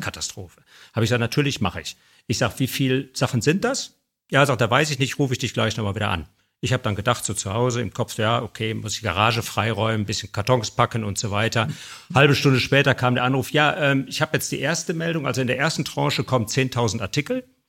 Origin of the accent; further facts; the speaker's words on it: Bergisches Land, North Rhine-Westphalia, Germany; ich bin aufgewachsen im Bergischen Land